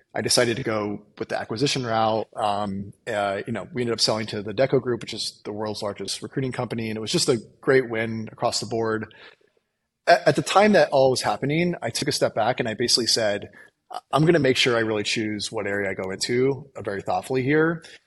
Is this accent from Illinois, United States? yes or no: yes; Illinois, United States; I grew up in the Midwest on a farm in Illinois